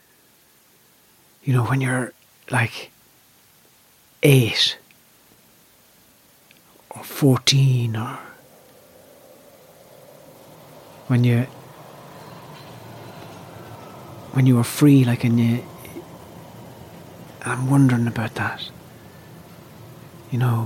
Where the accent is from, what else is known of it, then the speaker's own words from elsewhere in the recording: Ireland; I have a very strong sense of myself as an Irish performer